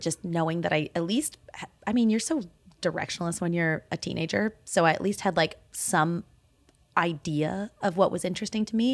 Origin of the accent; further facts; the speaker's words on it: Okanagan, British Columbia, Canada; also born or lived in Toronto, Canada; now in Calgary, Canada; I grew up in the Okanagan